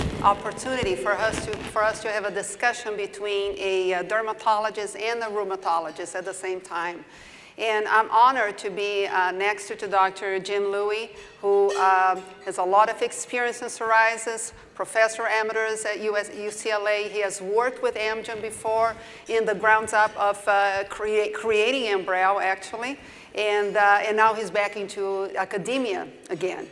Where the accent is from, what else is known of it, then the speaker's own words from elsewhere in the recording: Brazil; accent: southern; moved away as an adult; also born or lived in Durham, North Carolina, United States / Tampa, Florida, United States; now in Las Vegas, United States; I did my training in Brazil originally, so that's why you hear my southern accent